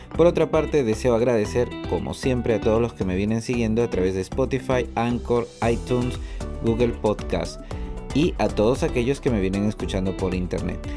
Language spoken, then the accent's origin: Spanish; Peru; also born or lived in Sullana, northern Peru; nuestra identidad como peruanos